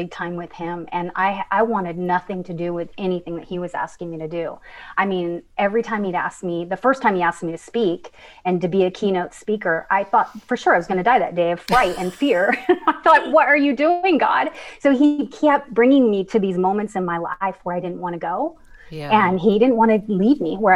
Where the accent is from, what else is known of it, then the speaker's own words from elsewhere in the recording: San Leandro, California, United States; I grew up in San Francisco, just outside of San Francisco in the suburb